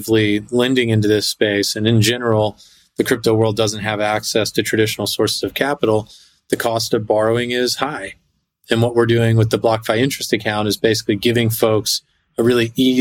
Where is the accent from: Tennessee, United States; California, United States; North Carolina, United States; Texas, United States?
Texas, United States; moved away as an adult; now in New York City, United States; I grew up in Texas and moved to New York City after I finished school